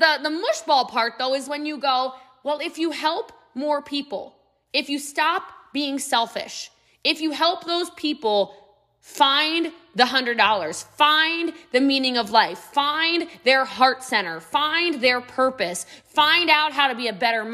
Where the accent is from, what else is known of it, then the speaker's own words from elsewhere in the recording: United States; I'm American